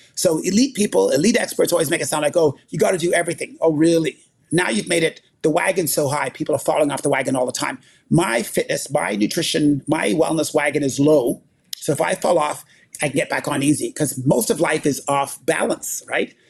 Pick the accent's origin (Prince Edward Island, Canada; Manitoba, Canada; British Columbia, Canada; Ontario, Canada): Manitoba, Canada; Winnipeg; I grew up in Winnipeg, Manitoba